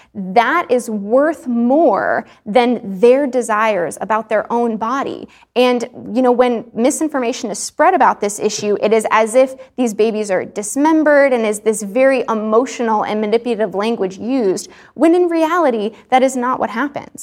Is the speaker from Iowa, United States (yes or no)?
no; Texas, United States; I grew up in Texas